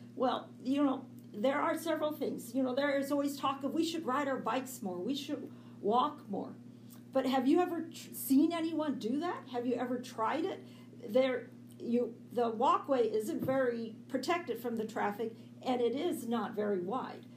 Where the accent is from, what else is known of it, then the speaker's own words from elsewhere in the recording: San Francisco, California, United States; moved away as an adult; now in Salem, United States; I grew up in San Francisco